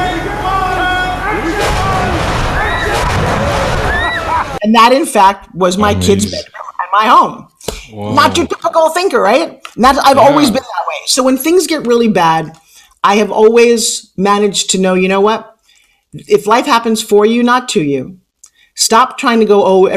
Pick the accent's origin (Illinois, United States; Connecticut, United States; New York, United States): New York, United States; I have an accent. What's that we talk? I'm from New York.